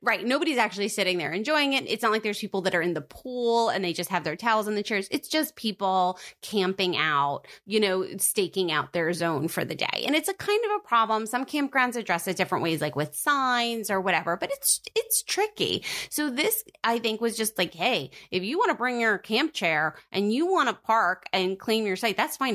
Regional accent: New Jersey, United States; born or raised there

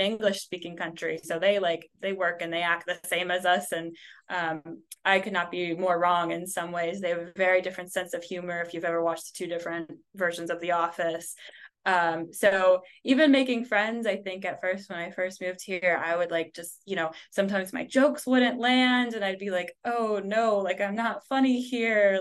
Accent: United States; moved away as an adult; now in Netherlands; as an American in the Netherlands

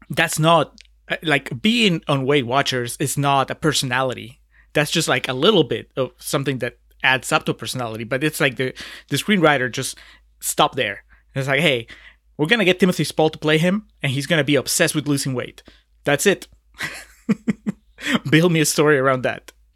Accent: Peru; moved away; I'm originally from Peru

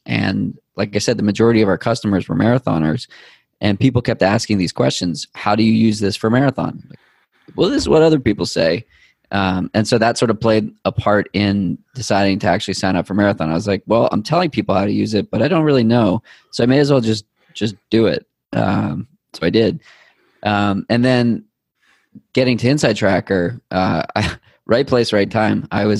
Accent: New England, United States; You can tell I'm from New England.

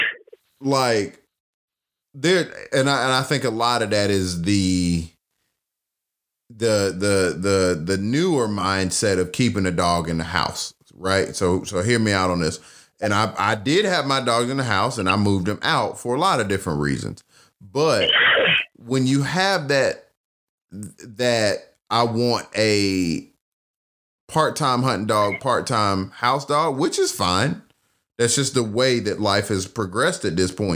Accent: the South, United States; both of us are from the South.

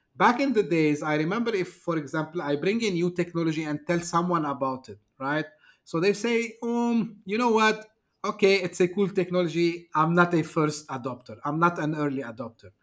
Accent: Turkey; moved away as an adult; now in Dubai, United Arab Emirates; I'm originally from Turkey, uh, shifted here back in two thousand five

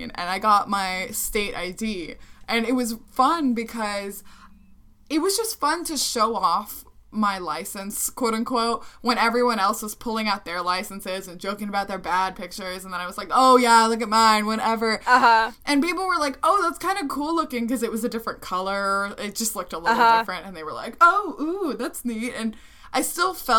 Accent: Midwest, United States; growing up in the Midwest in the U.S.

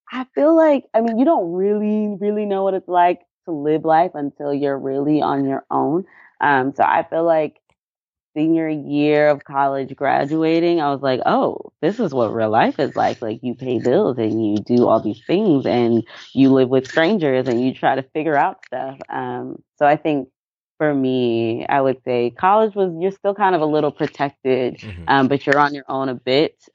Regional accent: Anniston, Alabama, United States; also born or lived in Dallas; My mom, we were in um, Anniston, like eh, which is closer to I guess Birmingham, Alabama.

